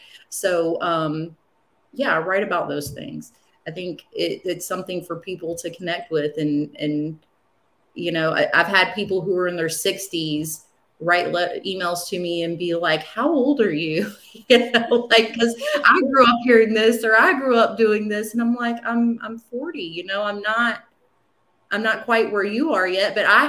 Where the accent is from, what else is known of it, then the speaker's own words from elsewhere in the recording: Wilmington, North Carolina, United States; Wilmington, I love Wilmington. I was born in Wilmington. I spent most of my life in Wilmington.